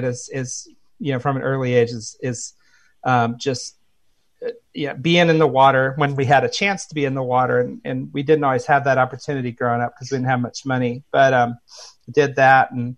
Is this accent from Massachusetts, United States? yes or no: no; Indiana, United States; now in Phoenix, United States; I grew up in Indiana, and we were kind of in a small, you know, not small town, but like middle-sized town